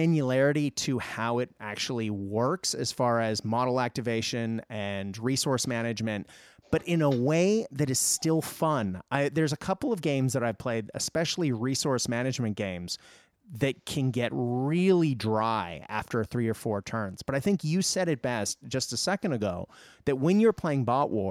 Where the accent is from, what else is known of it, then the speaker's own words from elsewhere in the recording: Japan; moved away; I grew up in Japan